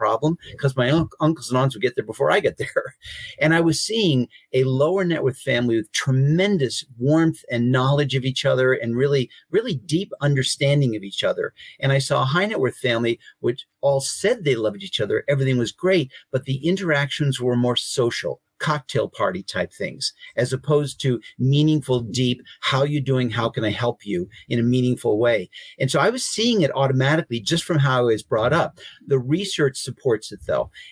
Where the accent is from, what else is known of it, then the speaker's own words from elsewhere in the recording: Boston, Massachusetts, United States; I'm from Boston.